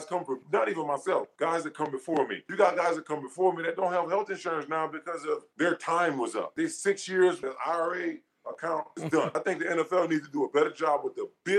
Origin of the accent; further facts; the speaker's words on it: Louisiana, United States; I'm from Louisiana